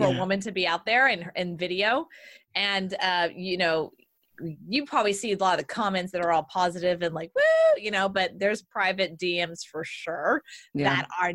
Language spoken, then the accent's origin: English; Southern Texas, United States; I'm Southern Texas